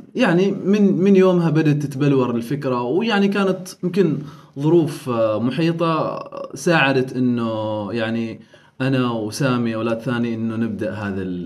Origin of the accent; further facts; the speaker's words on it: Oman; نحن كعمانيين